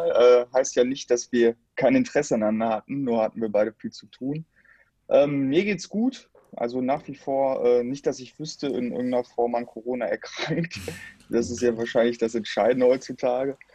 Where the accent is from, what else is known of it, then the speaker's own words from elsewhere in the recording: Dortmund, North Rhine-Westphalia, Germany; ich bin ja Dortmunder und du ja auch Teil Dortmunder